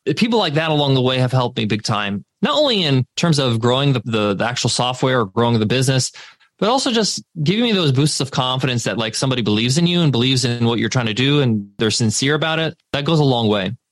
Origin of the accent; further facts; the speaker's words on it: United States; I was born in the States, but we would go back to Egypt over the summer breaks